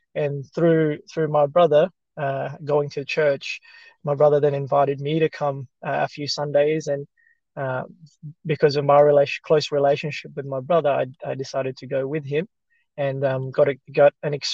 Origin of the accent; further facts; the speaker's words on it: Philippines; English is a second language; So growing up in the Philippines, we had a Catholic background. Most of the people in our town were Catholics.